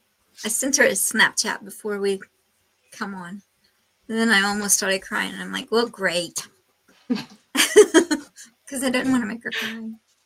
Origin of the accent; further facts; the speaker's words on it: Oklahoma, United States; We're from Oklahoma